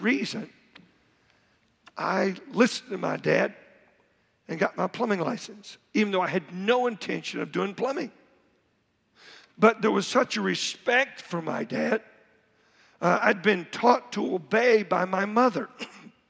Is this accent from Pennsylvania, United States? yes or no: no; Oklahoma, United States; growing up in Oklahoma